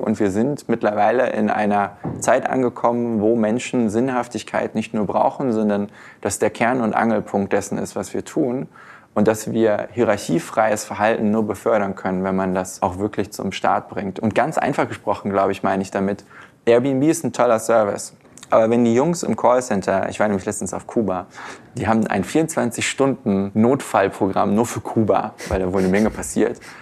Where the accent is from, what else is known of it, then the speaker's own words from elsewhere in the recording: Germany; uns Deutsche